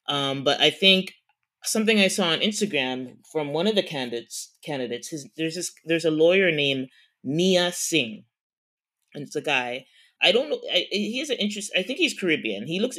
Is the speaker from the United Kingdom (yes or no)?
no; Toronto, Ontario, Canada; we are from Toronto. We record from Toronto, born and raised in Toronto.